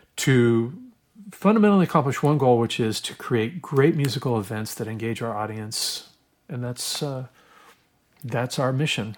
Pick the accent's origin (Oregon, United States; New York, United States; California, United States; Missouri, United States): Oregon, United States; I grew up in Oregon